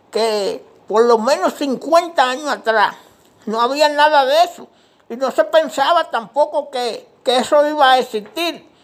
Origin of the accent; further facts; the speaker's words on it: Dominican Republic; now in Washington, United States; Pues yo soy dominicano, eh, yo vivo aquí en Washington DC, en los Estados Unidos, pero somos dominicanos. Y nacido y criado allá en República Dominicana.